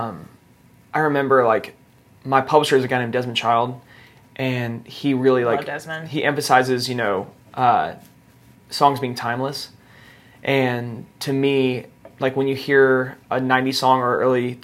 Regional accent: Nashville, Tennessee, United States; I grew up here in Nashville

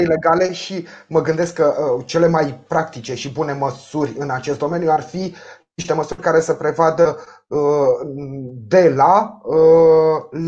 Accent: Ploiești, Prahova, Romania; eu ca ploieștean

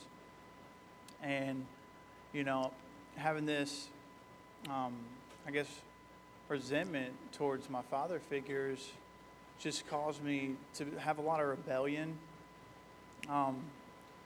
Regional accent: Bedford, Kentucky, United States; also born or lived in Louisville, Kentucky; I was born in Louisville, Kentucky. At a young age, lived in Bedford, Kentucky.

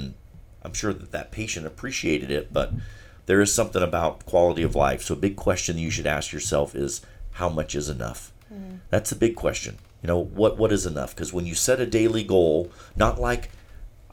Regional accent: Charleston, South Carolina, United States; I'm from Charleston, and I love the city

